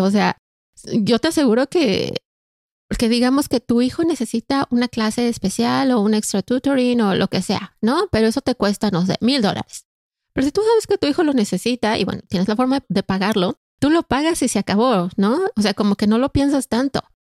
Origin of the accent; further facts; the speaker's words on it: Mexico; moved away as an adult; now in Canada; Soy mexicana de nacimiento y canadiense de corazón